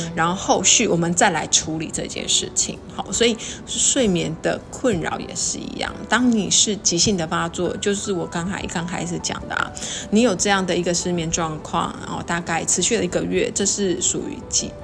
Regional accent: Taiwan; 我们台湾人哦， 就是吃安眠药哦， 真的是也是世界上数一数二的哦

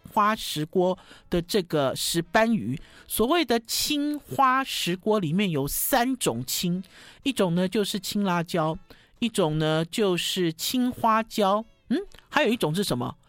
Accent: Taiwan; 我们台湾人

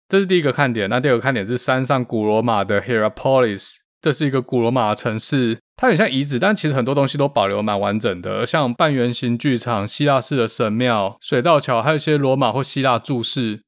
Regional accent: Taiwan; 跟他们介绍我长大的地方，福摩沙长什么样子

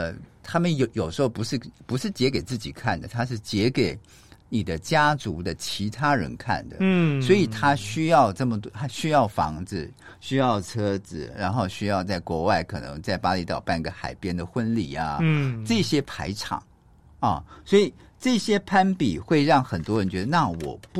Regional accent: Taiwan; 像我们台湾人是满月

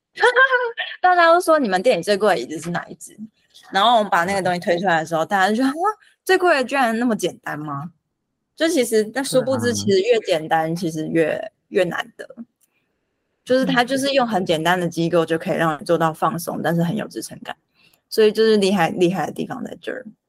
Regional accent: Taiwan; 我们台湾人

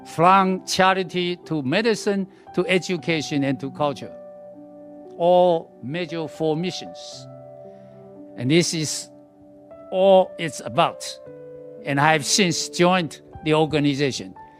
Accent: Taiwan; moved away; I came back to Taiwan I was born in Taiwan

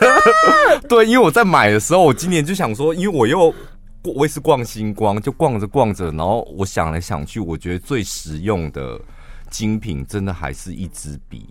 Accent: central Taiwan, Taiwan; 我们中部人

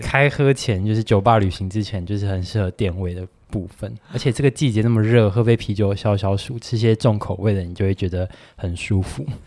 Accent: Tainan, Taiwan; 身为台南人

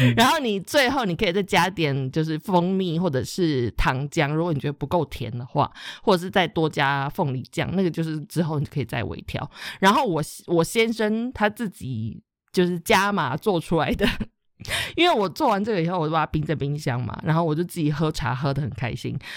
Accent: Taichung, Taiwan; 我是台中人

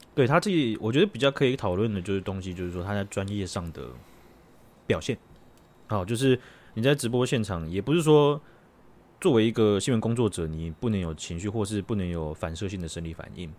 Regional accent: Taiwan; 好像咱们台湾人也可以讲，对吧？

